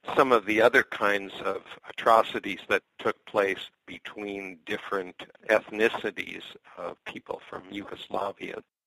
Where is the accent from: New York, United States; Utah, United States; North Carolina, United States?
New York, United States; Scarsdale; now in Lopez Island, United States; I'm originally from the East. I'm from Westchester County, from Scarsdale, New York